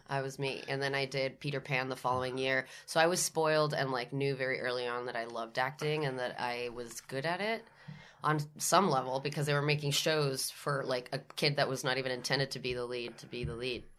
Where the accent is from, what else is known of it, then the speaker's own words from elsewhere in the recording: San Juan, Puerto Rico; moved away as an adult; I was born and raised in San Juan, Puerto Rico. I stayed there till I was eighteen.